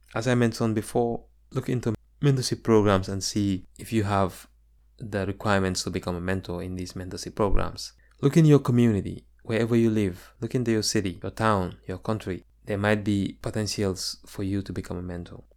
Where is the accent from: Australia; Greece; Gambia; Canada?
Gambia; moved away as an adult; now in United States; my experiences growing up in the Gambia.